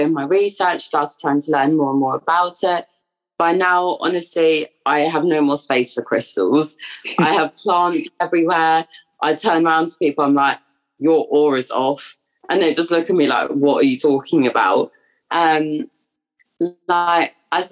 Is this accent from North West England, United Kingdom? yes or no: no; London, United Kingdom; moved away as an adult; now in Brighton, United Kingdom; I am originally from London and I have pretty much grown up there my entire life, but I am now at university in Brighton.